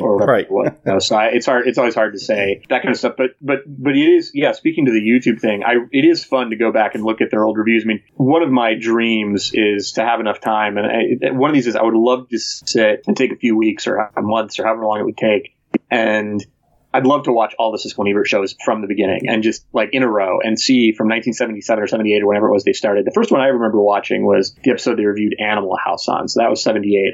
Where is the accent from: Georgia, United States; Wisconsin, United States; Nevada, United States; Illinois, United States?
Illinois, United States; Chicago; I grew up in Chicago